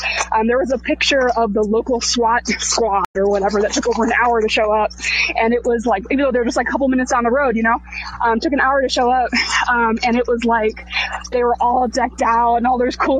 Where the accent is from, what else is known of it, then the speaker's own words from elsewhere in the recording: North Texas, United States; I'm from North Texas, which is like really far away from where this happened